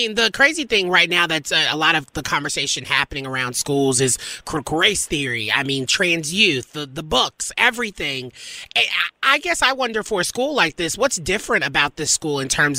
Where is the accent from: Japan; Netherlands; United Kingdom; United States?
United States; Nashville, Tennessee; I'm from Nashville